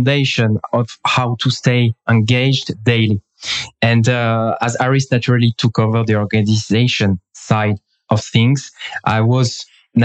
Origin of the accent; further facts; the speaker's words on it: France; also born or lived in England; now in Israel; I am from France. Now I am in Israel.